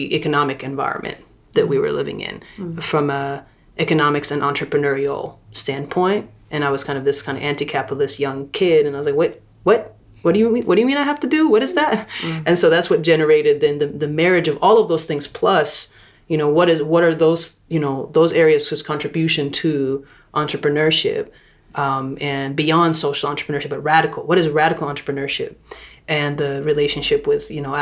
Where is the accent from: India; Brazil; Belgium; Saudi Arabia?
Saudi Arabia; moved away; also born or lived in Lebanon; I'm from Lebanon by culturally, and I'm also grew up in Saudi Arabia